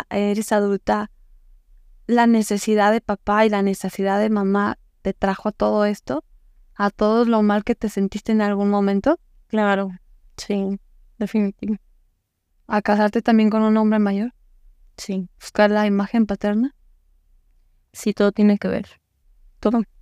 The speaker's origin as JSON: {"language": "Spanish", "town": "Yurécuaro", "region": "Michoacán", "country": "Mexico", "said": "Michoacán. Soy de Yurecuero, Michoacán."}